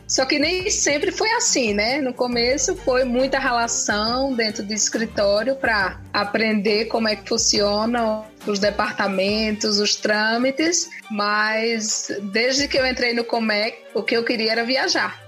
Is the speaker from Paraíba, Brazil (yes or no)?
no; Pernambuco, Brazil; moved away as an adult; also born or lived in Curitiba; eu sou pernambucana, morava em Pernambuco